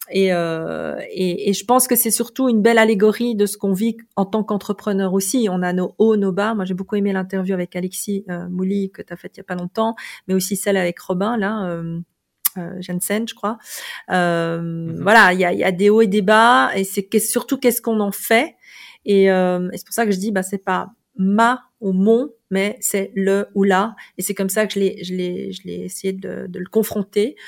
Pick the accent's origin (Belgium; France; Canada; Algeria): Belgium; moved away as an adult; also born or lived in South Korea; now in Lausanne, Switzerland; j'avais 21 ans. Et, euh, et, je venais de Belgique